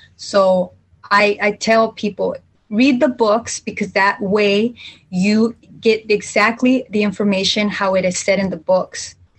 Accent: Jalisco, Mexico; I'm from Central Mexico, from uh, Jalisco.

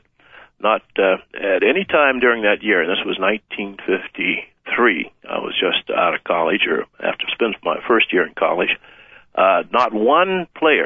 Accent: Warren, Ohio, United States; also born or lived in Florida; we went north at the age of three, steel mill town, Warren, Ohio

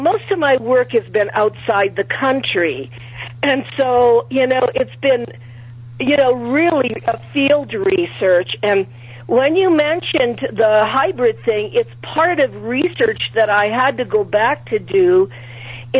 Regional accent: Stratford, Ontario, Canada; moved away; also born or lived in Rome, Italy; I was born in Rome. I came at the age of 5 with my mother and father on a boat. We went to Stratford. My first school was in Stratford

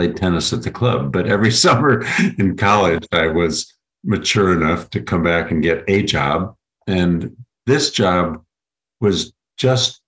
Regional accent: Minneapolis, Minnesota, United States; also born or lived in St. Paul, Minnesota; I grew up in privilege in Minneapolis and St. Paul, Minnesota, in the state my family actually helped create in the 1800s

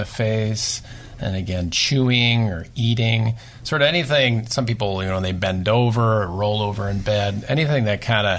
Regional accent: Nebraska, United States; moved away; I'm from Nebraska

